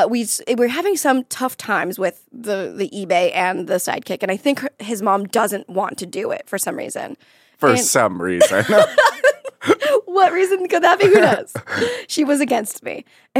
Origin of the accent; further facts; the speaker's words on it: Florida, United States; because I'm from Florida. So everything was like in a tiny little box.